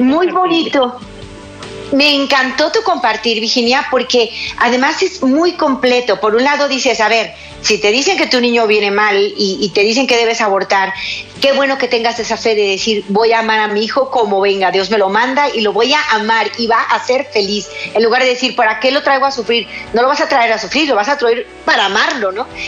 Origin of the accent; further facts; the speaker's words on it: Guadalajara, Jalisco, Mexico; en México, en mi ciudad. Guadalajara, Jalisco, México